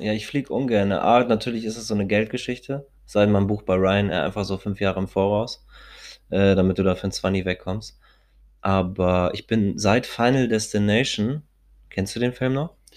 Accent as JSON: {"language": "German", "region": "Hamburg", "country": "Germany", "said": "Als Hamburger sowieso keinen Schirm trage, weil ich mir denke, ich bin Hamburger jung"}